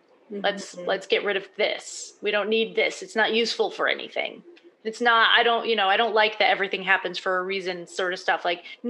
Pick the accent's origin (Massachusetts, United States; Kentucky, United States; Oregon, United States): Massachusetts, United States; also born or lived in Prague; now in New Jersey, United States; I'm from Massachusetts, but I got to New Jersey, back to the US.